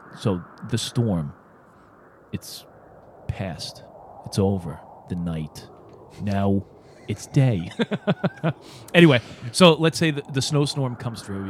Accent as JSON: {"language": "English", "town": "New York City", "region": "New York", "country": "United States", "tie": "born or raised there", "said": "my neighborhood growing up in Brooklyn"}